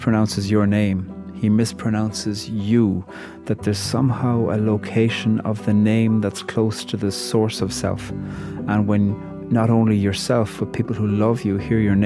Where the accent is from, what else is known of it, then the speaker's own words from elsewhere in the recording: Ireland; I'm a poet from Ireland